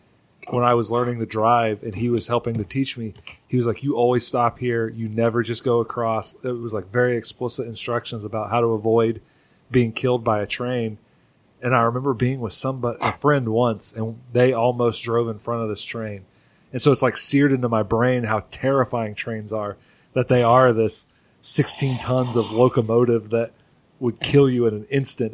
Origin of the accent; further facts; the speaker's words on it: Tipton, Indiana, United States; when I was growing up in my hometown in Tipton, there were still a lot of train tracks